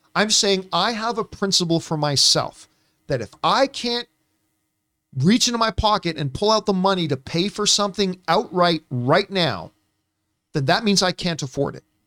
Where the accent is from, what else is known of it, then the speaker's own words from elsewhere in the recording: Canada; growing up in Canada